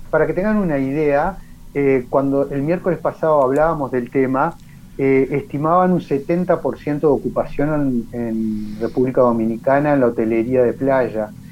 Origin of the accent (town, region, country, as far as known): Uruguay